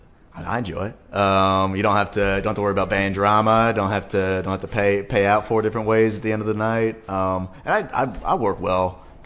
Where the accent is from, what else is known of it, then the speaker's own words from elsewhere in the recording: Fredericksburg, Virginia, United States; From Fredericksburg, Virginia.